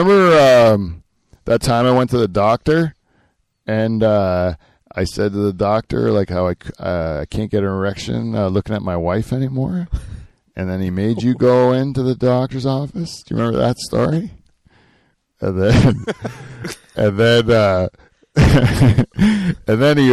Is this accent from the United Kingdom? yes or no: no; Canada; because we're Canadian